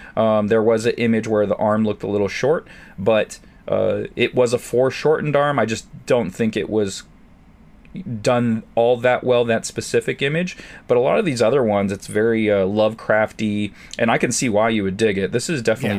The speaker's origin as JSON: {"language": "English", "town": "San Diego", "region": "California", "country": "United States", "tie": "born or raised there", "said": "San Diego helped being in my hometown"}